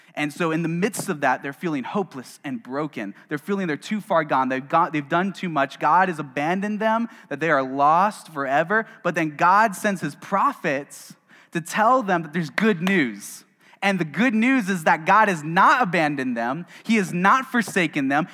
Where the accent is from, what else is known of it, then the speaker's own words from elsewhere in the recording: the South, United States; I am from the South